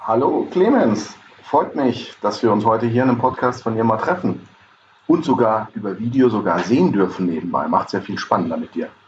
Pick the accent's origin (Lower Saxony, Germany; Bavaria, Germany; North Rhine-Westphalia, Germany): Bavaria, Germany; Lower; also born or lived in Cologne; ich bin Niederbayer